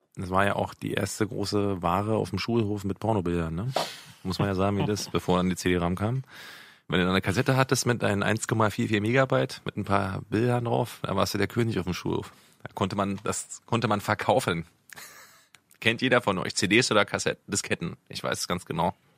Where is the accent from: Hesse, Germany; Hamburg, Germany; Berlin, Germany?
Berlin, Germany; ich bin in Berlin aufgewachsen, in Mitte, um genau zu sein